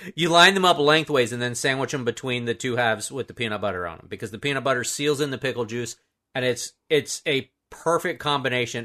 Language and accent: English; Florida, United States; I'm a native Floridian